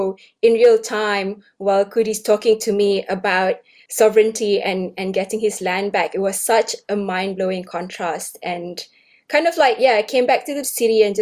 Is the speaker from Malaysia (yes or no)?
yes; Malaysia; now in Sydney, Australia; I grew up in Malaysia and came to Australia in 2007